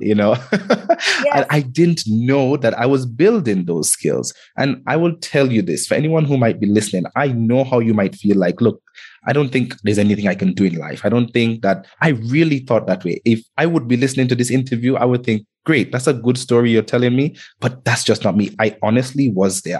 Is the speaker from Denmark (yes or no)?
no; Antigua & Barbuda; also born or lived in Kenya; I grew up in the Caribbean um, in an island called Antigua. And I was actually born in Kenya.